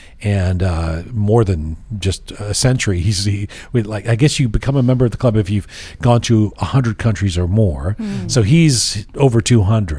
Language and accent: English; England, United Kingdom; now in Toronto, Canada; the country of my birth, England. Now, when I was a little kid, growing up in England